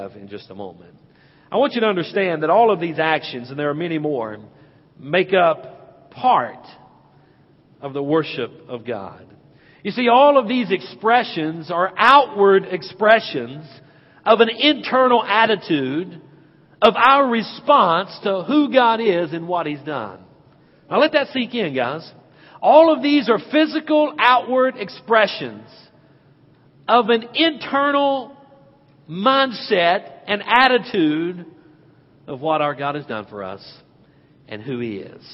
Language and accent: English; Hickory, North Carolina, United States; as a boy growing up in Penelope Baptist Church back in Hickory, North Carolina